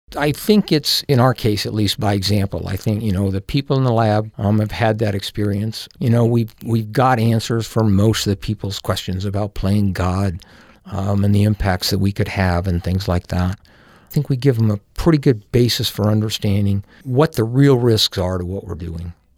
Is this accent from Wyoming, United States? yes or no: yes; Powell, Wyoming, United States; I grew up in Powell, Wyoming